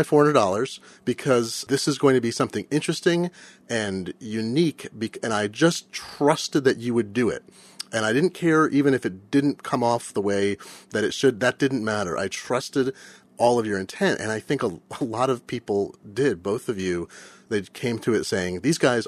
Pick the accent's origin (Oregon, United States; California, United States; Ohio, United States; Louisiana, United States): Oregon, United States; Eugene; I grew up in Eugene, so I know the Portland thing very well